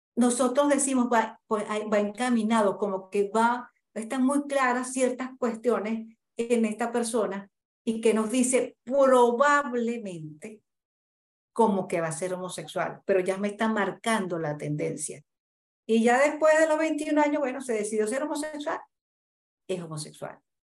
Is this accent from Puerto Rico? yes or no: no; Santa Cruz de la Sierra, Santa Cruz, Bolivia; Yo soy de aquí de Santa Cruz